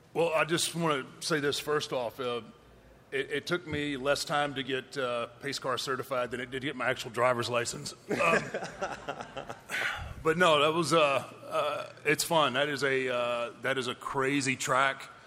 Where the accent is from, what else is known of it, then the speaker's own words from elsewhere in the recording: Houston, Texas, United States; in my hometown, in my home state